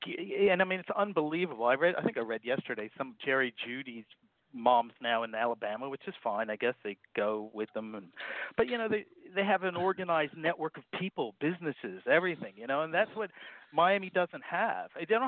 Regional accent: Jamaica; Not because I'm Jamaican.

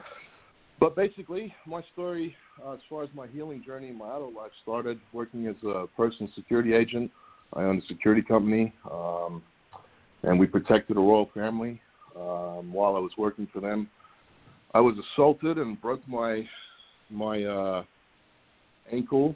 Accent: Australia; moved away as an adult; also born or lived in Tampa, Florida, United States; now in United States; I grew up in Australia

